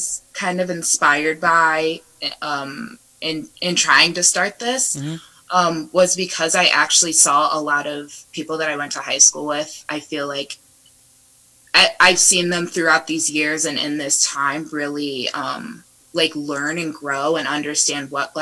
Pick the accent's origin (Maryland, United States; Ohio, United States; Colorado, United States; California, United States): Ohio, United States; Northwood; moved away as an adult; also born or lived in Kent, Ohio; now in Chicago, United States; I grew up in Northwood. I went to Northwood High School.